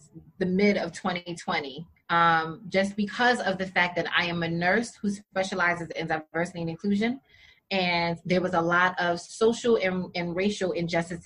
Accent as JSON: {"language": "English", "region": "New York", "country": "United States", "said": "I'm from New York"}